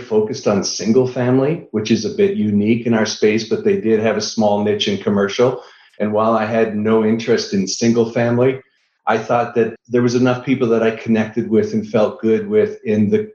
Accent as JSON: {"language": "English", "town": "Austin", "region": "Texas", "country": "United States", "said": "I found one that was in Central Texas, where I'm from. I'm from Austin"}